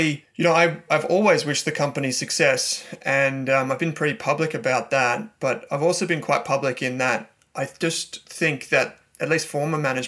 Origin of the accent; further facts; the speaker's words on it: Melbourne, Victoria, Australia; I'm from Melbourne